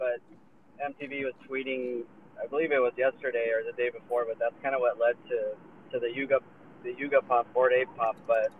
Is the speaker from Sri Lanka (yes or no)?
no; Philippines; I'm Filipino.